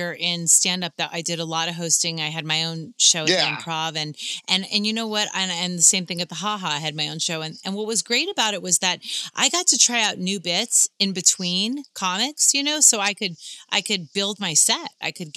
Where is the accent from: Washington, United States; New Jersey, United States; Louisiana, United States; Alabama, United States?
New Jersey, United States; moved away as an adult; now in Los Angeles, United States; I grew up in Jersey